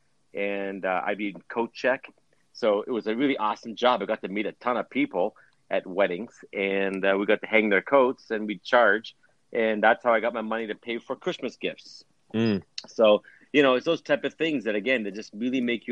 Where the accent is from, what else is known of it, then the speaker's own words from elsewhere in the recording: Winnipeg, Manitoba, Canada; now in United States; we were born and raised in Winnipeg. My dad was, at least, and all of us kids were.